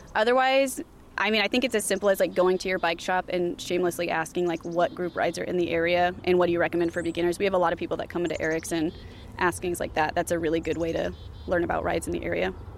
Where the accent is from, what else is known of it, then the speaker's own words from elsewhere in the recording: California, United States; also born or lived in Iowa City; now in Des Moines, United States; I'm originally from California. I moved here from Iowa City uh, two years ago to Des Moines.